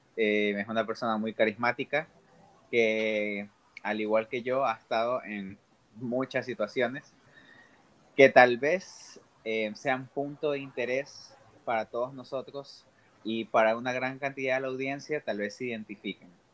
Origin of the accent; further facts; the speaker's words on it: Ecuador; moved away as an adult; now in United States; soy un ecuatoriano